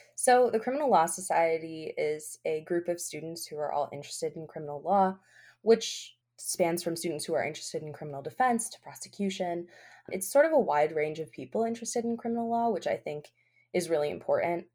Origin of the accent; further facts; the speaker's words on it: Albany, New York, United States; I grew up here in Albany. I was born in Albany